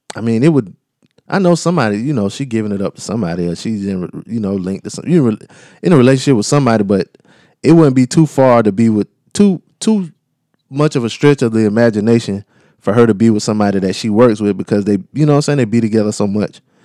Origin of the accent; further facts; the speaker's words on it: the South, United States; accent: southern; my southern accent